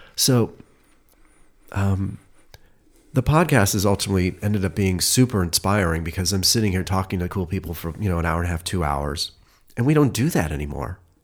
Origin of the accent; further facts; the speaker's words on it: Cleveland, Ohio, United States; now in Los Angeles, United States; I'm from Cleveland